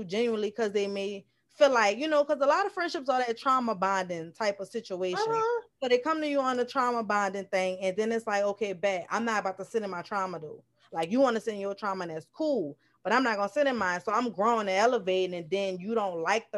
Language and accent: English; New Orleans, Louisiana, United States; accent: NOLA; I'm from New Orleans, Louisiana.